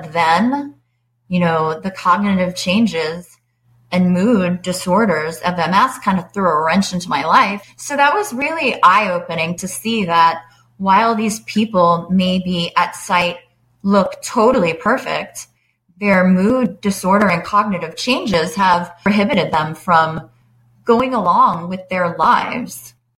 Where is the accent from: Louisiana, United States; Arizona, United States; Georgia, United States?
Georgia, United States; Atlanta; also born or lived in Long Island, New York / Washington, District of Columbia, United States; I live in Atlanta. I grew up on Long Island. I moved to Atlanta in 1989 and I finished high school here.